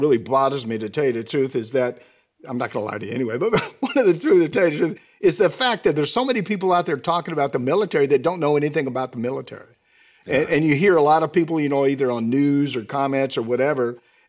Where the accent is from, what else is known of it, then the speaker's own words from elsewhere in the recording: Vancouver, Washington, United States; moved away; I came from Washington State too, Sergeant Major, but from Vancouver though.